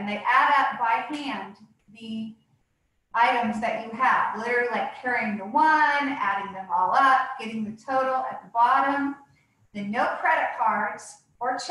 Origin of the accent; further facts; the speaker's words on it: St. Helena, California, United States; also born or lived in San Francisco; I came back home to my hometown of St. Helena